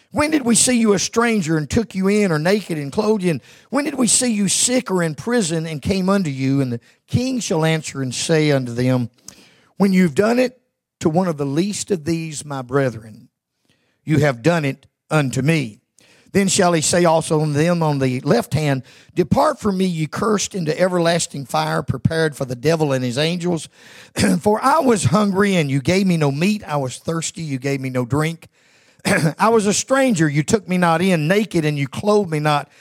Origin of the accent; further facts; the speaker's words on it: Georgia, United States; moved away; I was born and raised in Georgia